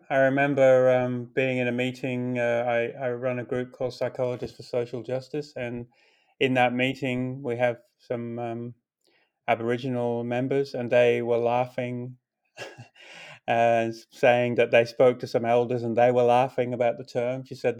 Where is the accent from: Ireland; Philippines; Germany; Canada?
Philippines; moved away as an adult; also born or lived in Portugal / Malta / Finland / Singapore; now in Australia; So I grew up in the Philippines. I grew up in seven different countries, in fact, Portugal, Malta, Finland, the Philippines, Singapore, you know, as an expat kind of life. And I immigrated to Australia at 21.